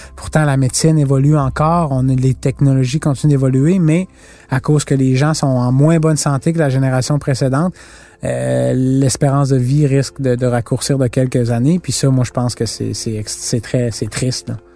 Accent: Canada; on vient du Canada

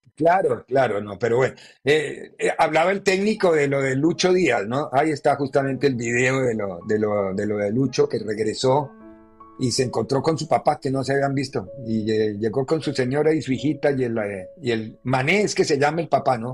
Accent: Colombia; soy colombiano

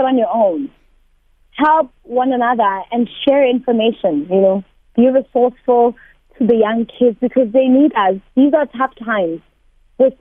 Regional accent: Thokoza, Gauteng, South Africa; in a township. I'm from Togoza

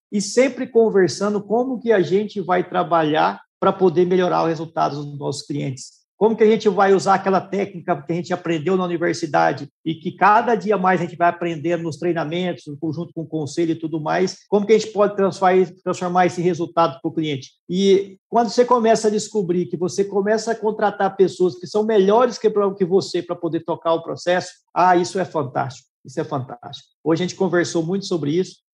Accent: Rondonópolis, Mato Grosso, Brazil; moved away as an adult; also born or lived in Araguari, Minas Gerais / Goiânia; minha família mudou para Rondonópolis em 1982. Eu tinha aí quatro anos de idade, então já temos uma longa história aí em Rondonópolis

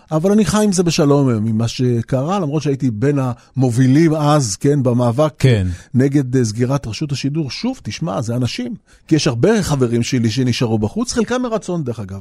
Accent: Jaffa, Tel Aviv District, Israel

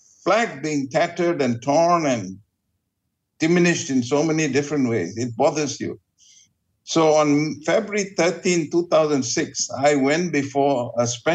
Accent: Sungai Petani, Kedah, Malaysia; now in Petaling Jaya, Malaysia; I'm originally from Sungai Petani, this is home.

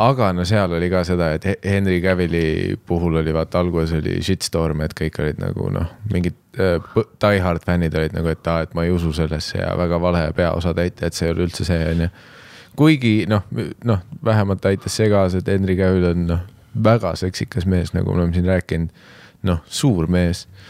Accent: Estonia; me oleme eestlased

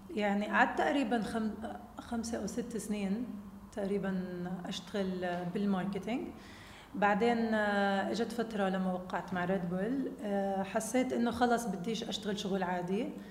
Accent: Jordan; انا اولاد الاردن اللي بالفريق هدول متربيه معهم ولعبه معهم كل حياتي وانا كمان كابتن منتخب اردن

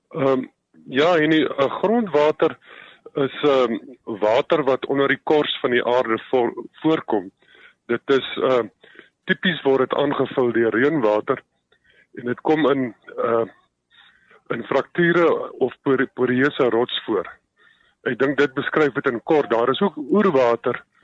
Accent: Swartland, Western Cape, South Africa; die Swartland in die in die Weskaap omgewing waar ek vandaan kom

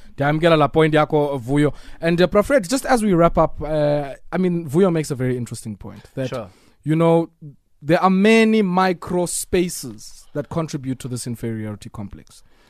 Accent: South Africa; So I have a right, as a South African

